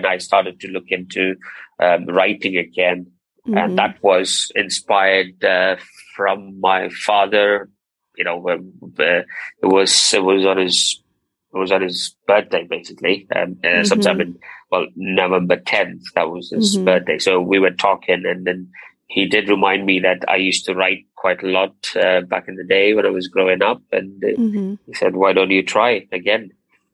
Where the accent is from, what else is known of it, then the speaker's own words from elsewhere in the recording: Abu Dhabi, United Arab Emirates; moved away as an adult; also born or lived in Tamil Nadu, India; now in United Kingdom; I was born in India, in a place called Tamil Nadu, and but I grew up in Abu Dhabi all my life, and Abu Dhabi is in the United Arab Emirates.